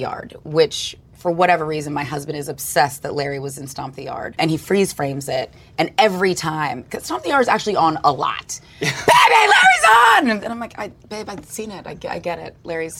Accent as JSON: {"language": "English", "country": "Australia", "said": "I guess, like, you're forced to learn the didgeridoo as an Australian, because they all seem to know how to play it."}